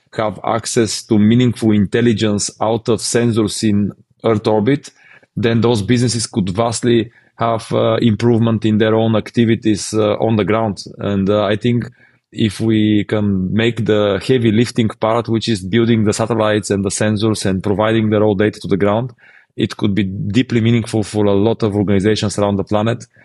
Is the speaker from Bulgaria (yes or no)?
yes; Bulgaria; in our region, we're from Bulgaria